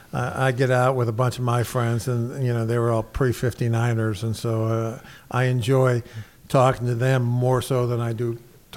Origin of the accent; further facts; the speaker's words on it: Buffalo, New York, United States; also born or lived in Boston; I was born and raised in Buffalo.